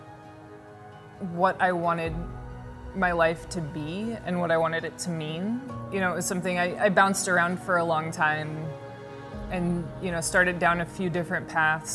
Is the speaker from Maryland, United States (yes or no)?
yes; D.C., Maryland, United States; moved away as an adult; also born or lived in Pennsylvania / Texas; now in Chicago, United States; I grew up in Maryland, outside of Washington, D.C.